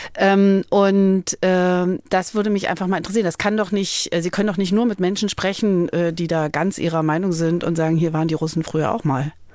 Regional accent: Berlin, Germany; als Kind in Berlin in Ruinen gespielt

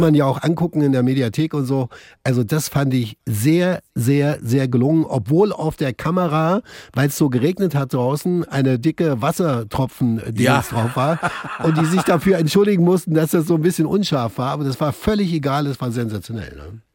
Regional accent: East Germany, Germany; Bei uns im Osten

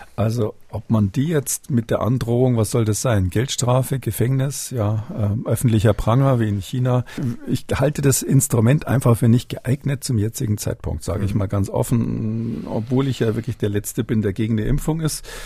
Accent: Munich, Bavaria, Germany; moved away; als Münchner, Ex-Münchner

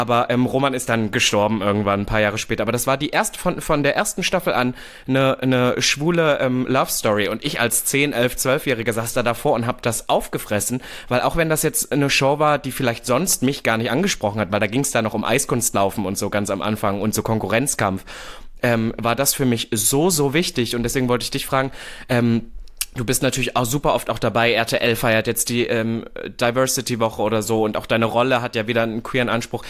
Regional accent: Berlin, Germany; ich bin ja Berliner

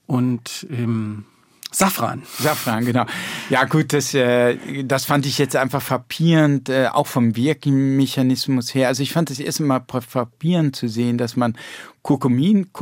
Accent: Rhineland-Palatinate, Germany; ich bin ja in der Pfalz

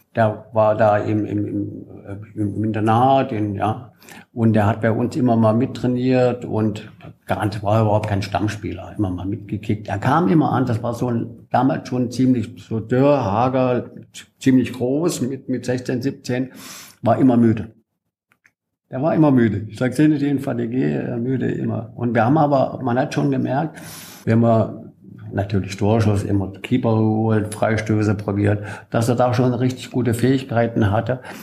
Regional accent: Bollberg, Saxony-Anhalt, Germany; moved away as an adult; also born or lived in France; mein Heimatdorf Bolleben

